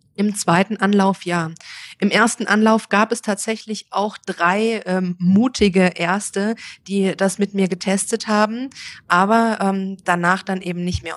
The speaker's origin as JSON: {"language": "German", "area": "near Frankfurt", "region": "Hesse", "country": "Germany", "tie": "born or raised there", "also_born_or_lived": "Mexico", "moved": "as an adult", "said": "ich bin komme aus Deutschland, geboren in der Nähe von Frankfurt ähm, und dort zur Schule gegangen."}